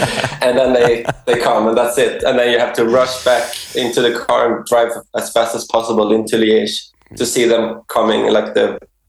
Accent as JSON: {"language": "English", "country": "Sweden", "moved": "yes", "lives_now": "Denmark", "said": "I'm from Sweden."}